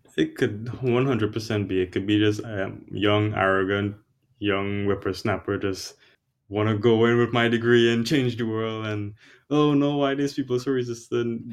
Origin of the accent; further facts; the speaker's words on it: Trinidad & Tobago; moved away as an adult; also born or lived in New York City / Boston; I'm originally from Trinidad and Tobago. It's an island in the Caribbean.